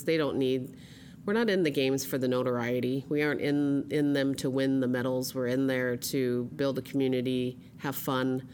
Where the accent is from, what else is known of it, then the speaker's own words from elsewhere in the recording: Nome, Alaska, United States; we also had all kinds of different games growing up in Nome